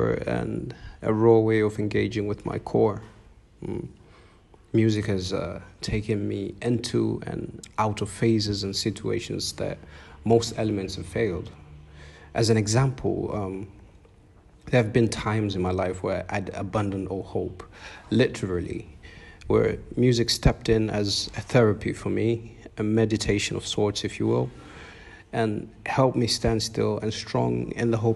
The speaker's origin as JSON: {"language": "English", "country": "Tanzania", "tie": "born or raised there", "also_born_or_lived": "Arusha", "said": "an Afro Fusion artist from Tanzania, East Africa"}